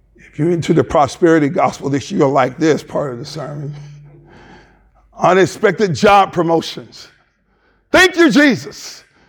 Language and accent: English; the South, United States; moved away; also born or lived in Michigan; I'm from the South, but I'm still trying to get reacclimated to the South